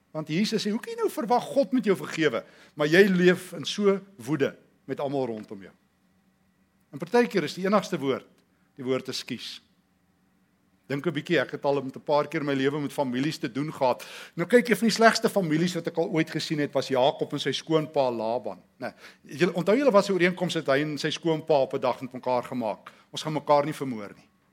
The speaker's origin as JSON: {"language": "Afrikaans", "country": "South Africa", "tie": "born or raised there", "said": "in die tyd toe ons groot geword het in Suid-Afrika"}